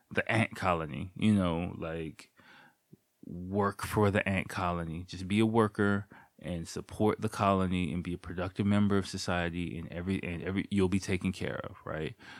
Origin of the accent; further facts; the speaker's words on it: United States; moved away as an adult; now in Japan; as an American person